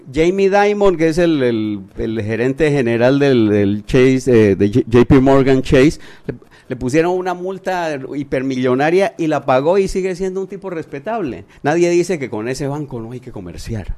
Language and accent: Spanish; Panama